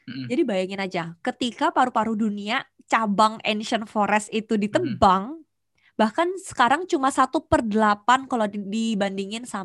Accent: Banjarmasin, South Kalimantan, Indonesia; also born or lived in Jakarta; Nggak pernah dan itu jadi kebanggaan gue sih sebagai warga

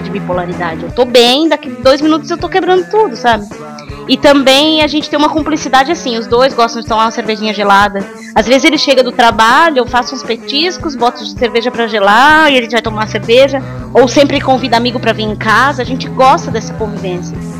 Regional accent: São Paulo, Brazil; moved away as an adult; also born or lived in southern Brazil; Eu peguei e me mudei pro sul, eu sou de São Paulo, não sou daqui.

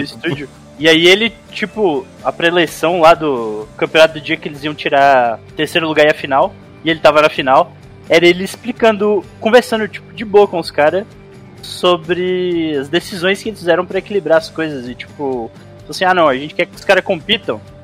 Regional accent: Montes Claros, Minas Gerais, Brazil; Sou de Montes Claros.

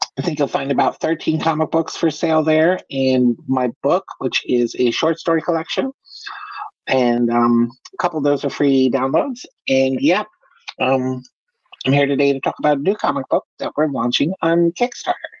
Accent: United States; I am an American uh, writer

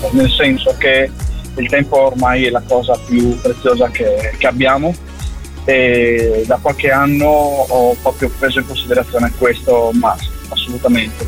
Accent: Friuli-Venezia Giulia, Italy; sento le radici del mio paese, le radici della mia terra, del Friuli, molto forti in me

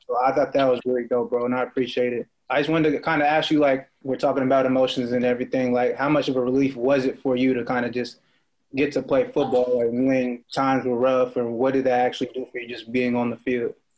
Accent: Oakland, California, United States; coming from the Bay Area, like I'm from Oakland

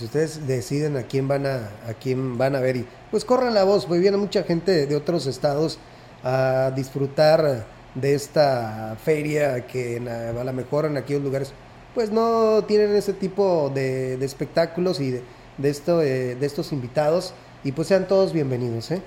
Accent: Mexico; como buen mexicano

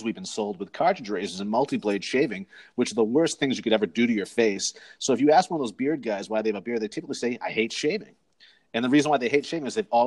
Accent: Cape Cod, Massachusetts, United States; now in Phoenix, United States; I'm originally from Massachusetts, from Cape Cod, Massachusetts, but I currently reside in Phoenix, Arizona

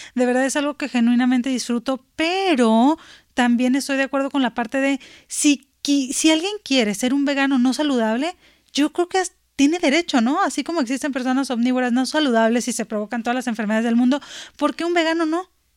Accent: Sinaloa, Mexico; moved away; yo soy este, de Sinaloa

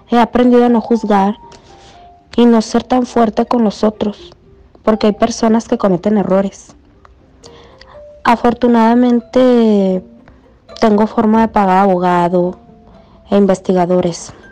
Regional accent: Yopal, Casanare, Colombia; also born or lived in Bogotá; Bueno, yo soy botana, nací aquí, aunque de niña fui a vivir a Yopal, Casanare.

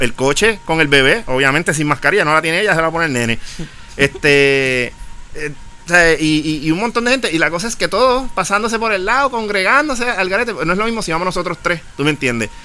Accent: Puerto Rico; para unas cosas somos parte de Estados Unidos y para otras no

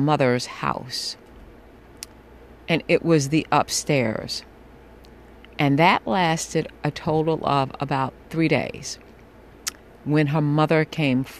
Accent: New York City, New York, United States; I am a New Yorker

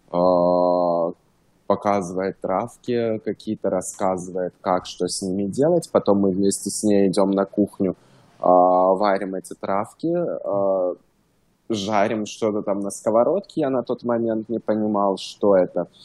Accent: Stavropol, Stavropol Krai, Russia; now in Los Angeles, United States; я русский, жил в России, город Ставрополь, это между Черным и Каспийским морем. Um, Ставропольский край, может, кто знает Северный Кавказ.

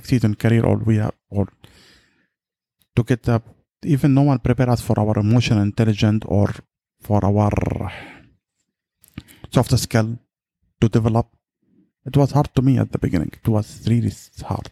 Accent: Yemen; I'm from Yemen

